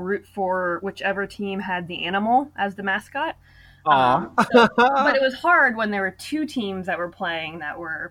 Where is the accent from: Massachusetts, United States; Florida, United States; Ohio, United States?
Ohio, United States; Cincinnati; moved away as an adult; now in Athens, United States; my hometown of Cincinnati, Ohio.